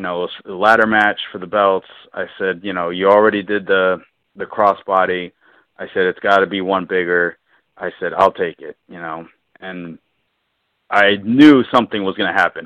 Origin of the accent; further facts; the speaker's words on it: Southern California, United States; I grew up in Southern California